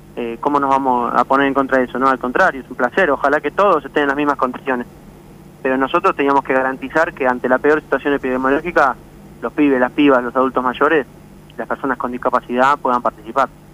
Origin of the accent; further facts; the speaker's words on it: San Fernando, Buenos Aires Province, Argentina; yo soy de San Fernando, nací en San Fernando y, pienso vivir en San Fernando